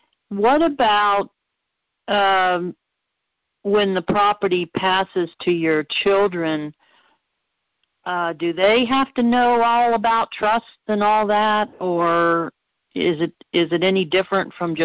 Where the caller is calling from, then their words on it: Virginia, United States; I'm on here. … from Virginia.